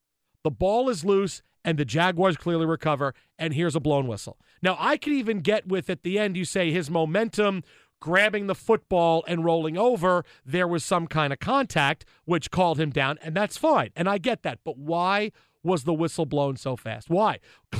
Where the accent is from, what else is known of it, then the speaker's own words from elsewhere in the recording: Philadelphia, Pennsylvania, United States; accent: Philadelphia; over the course of the last couple of years, you have heard my right-on Philadelphia accent, how people talk in Philadelphia.